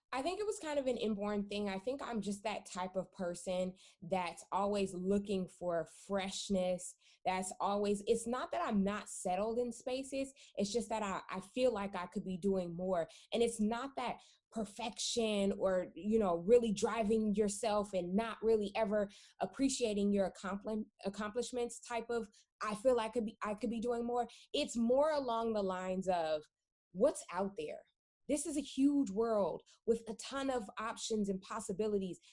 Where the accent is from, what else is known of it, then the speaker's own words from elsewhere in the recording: California, United States; my personal background is that I am from California um, born and born and raised